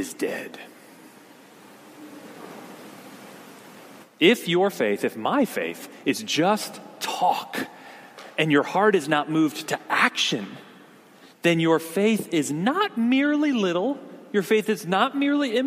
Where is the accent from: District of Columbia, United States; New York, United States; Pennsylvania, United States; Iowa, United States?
Pennsylvania, United States; near Hershey; I grew up in Pennsylvania, not too far from the town of Hershey, where Hershey's chocolate is from